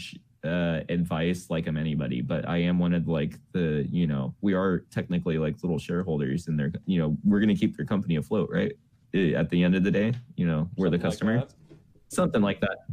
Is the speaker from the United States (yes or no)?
yes; United States; we're from America